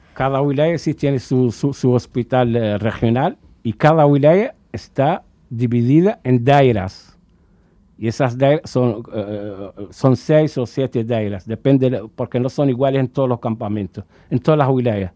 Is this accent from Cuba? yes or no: yes; Cuba; moved away as an adult; also born or lived in Dakhla, Western Sahara / Tindouf refugee camps, Algeria; hemos estado la mayor parte de nuestra vida allí en Cuba. Incluso a nosotros ahora, hasta en estos días, nos llaman cubarauis